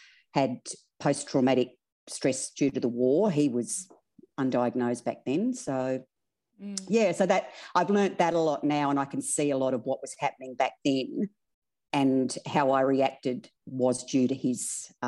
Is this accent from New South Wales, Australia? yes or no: yes; Broken Hill, New South Wales, Australia; Oh, I was so free. Like, I honestly, the street lights were our clock. We'd go all day. We'd get on our bikes. Like, I had a great childhood.